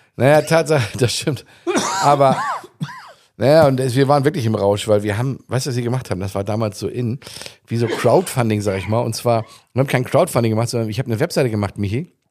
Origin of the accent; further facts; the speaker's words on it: Germany; moved away as an adult; also born or lived in Arenal, Mallorca, Spain; now in Spain; als Deutscher schon mal ganz äh, ganz fremd war. Ich war gerade frisch hier